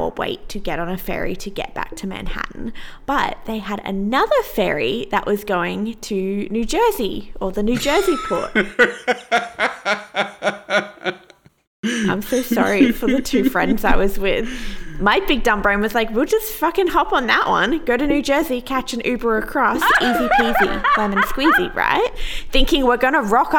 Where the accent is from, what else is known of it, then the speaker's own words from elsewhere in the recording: Australia; we're Australian